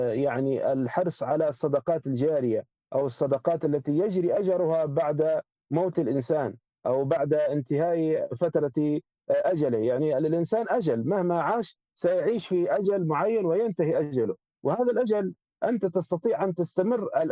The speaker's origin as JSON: {"language": "Arabic", "country": "Libya", "said": "نحن عندنا في ليبيا"}